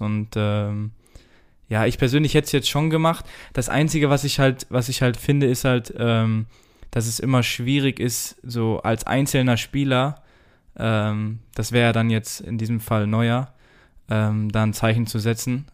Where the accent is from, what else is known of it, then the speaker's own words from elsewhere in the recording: Germany; wir als, als Deutsche